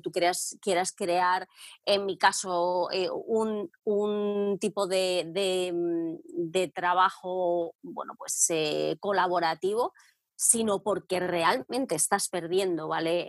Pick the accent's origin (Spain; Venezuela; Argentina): Spain; Madrid, Community of Madrid; moved away as an adult; now in England, United Kingdom; yo soy de Madrid, David, y vine a Inglaterra pues va a ser ya 13